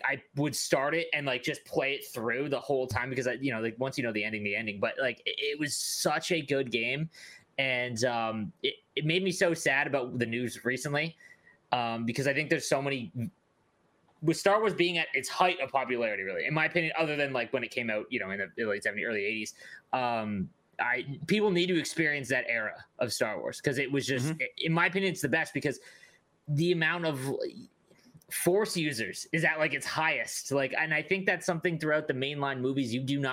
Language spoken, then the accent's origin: English; Canada; as a Canadian